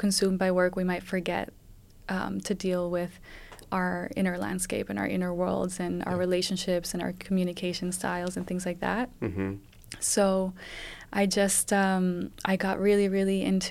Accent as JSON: {"language": "English", "town": "Madrid", "region": "Community of Madrid", "country": "Spain", "tie": "born or raised there", "also_born_or_lived": "London, United Kingdom", "moved": "as an adult", "said": "so I grew up mostly in Spain. In Madrid, I went to an international school"}